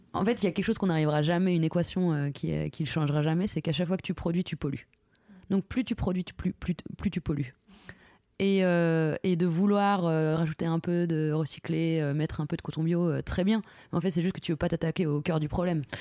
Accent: Lorraine, Grand Est, France; je suis de Lorraine

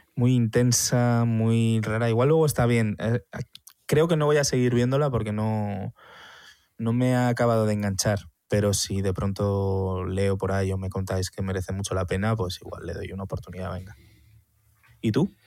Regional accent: Madrid, Community of Madrid, Spain; Soy madrileño

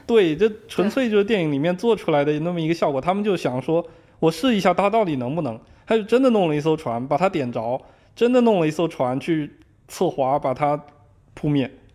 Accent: Zhangzhou, Fujian, China; moved away as an adult; also born or lived in Beijing; now in Seattle, United States; 我是福建人，我在福建漳州是属于福建最南端的那个地方

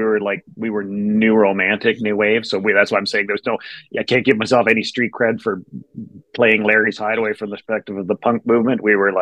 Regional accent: Durham Region, Ontario, Canada; I was like around the same age, maybe 16, maybe early 17. And it was just like, I grew up out in Durham.

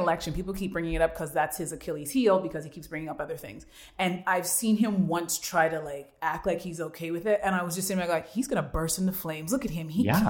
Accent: Canada; I'm from Canada.

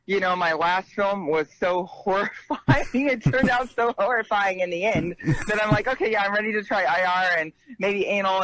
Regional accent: Seattle, Washington, United States; moved away; also born or lived in Puerto Rico; But like Seattle is actually my hometown. I was actually born here.

